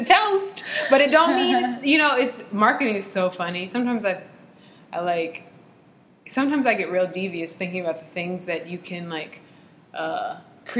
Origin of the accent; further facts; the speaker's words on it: United States; because we're American, because we're like raised in this culture